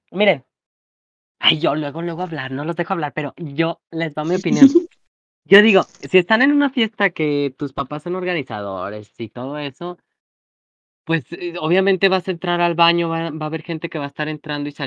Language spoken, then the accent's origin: Spanish; Mexico; chica como toda mexicana, tragona, perra.